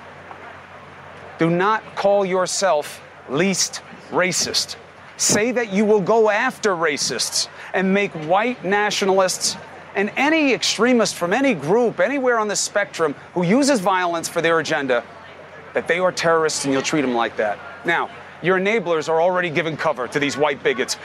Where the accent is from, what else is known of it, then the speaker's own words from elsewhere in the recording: New York City, New York, United States; where you and I grew up in Queens